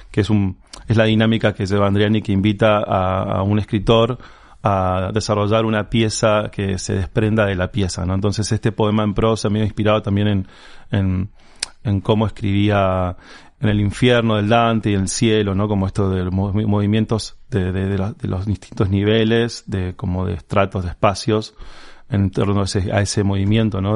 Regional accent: Resistencia, Chaco, Argentina; yo haya nacido en la ciudad de Resistencia

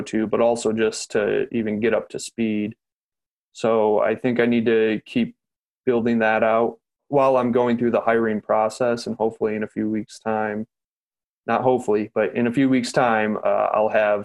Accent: Lansing, Michigan, United States; also born or lived in Flint, Michigan; born and raised in Lansing

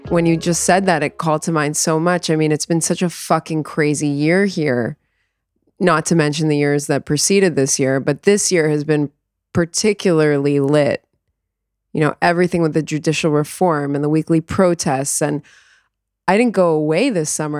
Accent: South Florida, United States; moved away as an adult; also born or lived in New York; now in Israel; I grew up in South Florida, about twenty minutes away from the Parkland High School

